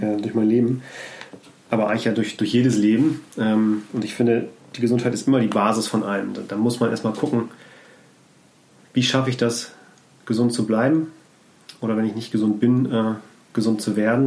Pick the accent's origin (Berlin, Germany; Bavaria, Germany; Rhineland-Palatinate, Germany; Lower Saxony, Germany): Lower Saxony, Germany; Scheeßel; also born or lived in Hamburg; ich bin in Hamburg geboren, aufgewachsen, aber nicht direkt in Hamburg, sondern zwischen Hamburg und Bremen auf dem Land